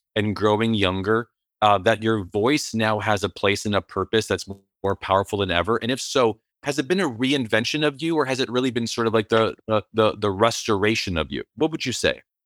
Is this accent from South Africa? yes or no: no; Canada; as a Canadian